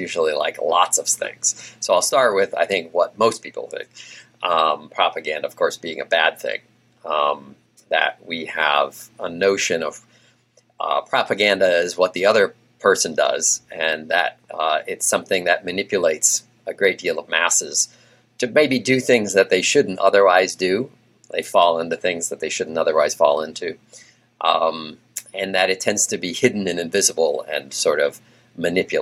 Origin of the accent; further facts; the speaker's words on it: Massachusetts, United States; also born or lived in Louisiana / Portland / Pittsburgh; now in Texas, United States; although I was not a native of Texas, I'm from Massachusetts